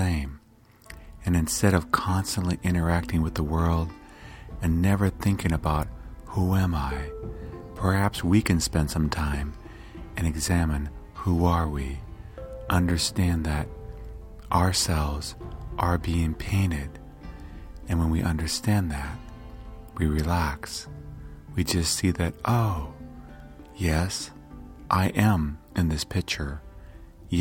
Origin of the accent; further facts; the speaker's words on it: United States; I was born here in the United States